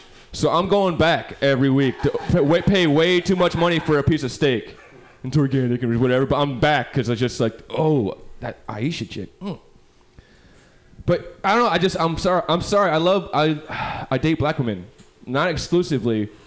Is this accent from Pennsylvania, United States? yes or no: no; New York City, New York, United States; I'm from New York.